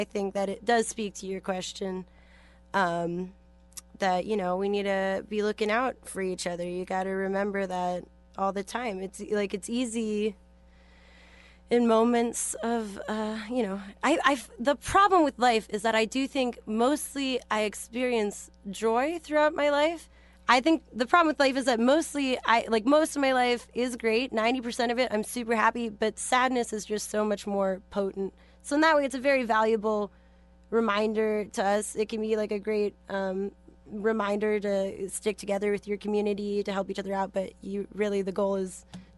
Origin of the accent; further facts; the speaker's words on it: San Francisco, California, United States; I'm from San Francisco, so I'm familiar.